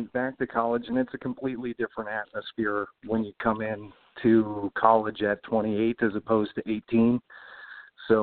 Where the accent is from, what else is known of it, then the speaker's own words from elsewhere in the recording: Minnesota, United States; moved away as an adult; also born or lived in Bemidji, Minnesota / East Grand Forks, Minnesota / Brainerd, Minnesota / St. Cloud, Minnesota; now in Richmond, Virginia, United States; I grew up, I was born in Bemidji. I grew up in East Grand Forks, and I graduated high school from Brainerd. My wife and I both went to St. Cloud State for college. So, I'm from Minnesota originally